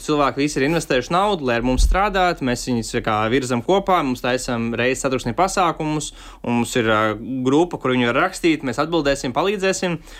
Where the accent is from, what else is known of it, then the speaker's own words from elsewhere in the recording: Latvia; kur es esmu, no Kalniem, Nīgāns Pagasas salas novads